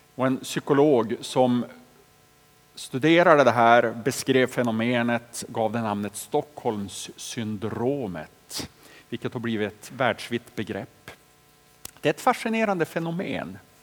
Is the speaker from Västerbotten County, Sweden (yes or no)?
yes; Boliden, Västerbotten County, Sweden; hemma i Boliden, där jag växte upp